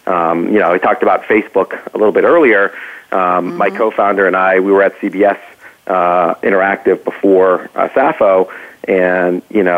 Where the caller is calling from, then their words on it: Saratoga, California, United States; I am calling from the Bay Area. I am in Saratoga today.